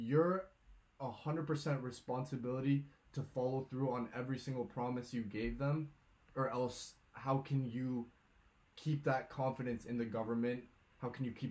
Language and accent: English; Ecuador; now in Easton, United States; I was born in Ecuador, got my green card this September